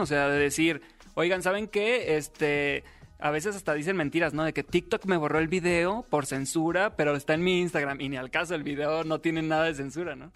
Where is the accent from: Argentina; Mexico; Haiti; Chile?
Mexico; Los Mochis, Sinaloa; moved away; yo nací en Los Mochis, Sinaloa. Ya tengo algunos años viviendo aquí